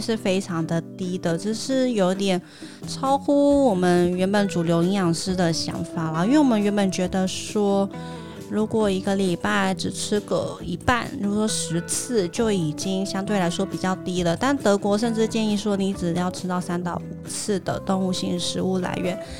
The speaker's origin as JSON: {"language": "Chinese", "country": "Taiwan", "said": "尤其是我们台湾人普遍习惯外食嘛"}